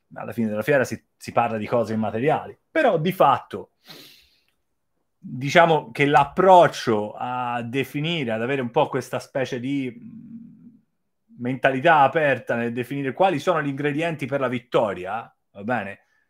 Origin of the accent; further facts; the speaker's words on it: Florence, Tuscany, Italy; moved away as an adult; also born or lived in China; sono di Firenze.